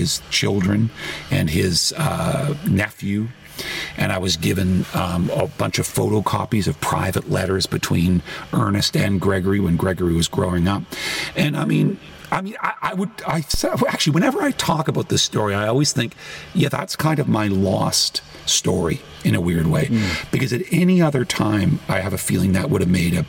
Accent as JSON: {"language": "English", "town": "Toronto", "region": "Ontario", "country": "Canada", "tie": "born or raised there", "moved": "as an adult", "lives_now": "United States", "said": "my hometown of Toronto"}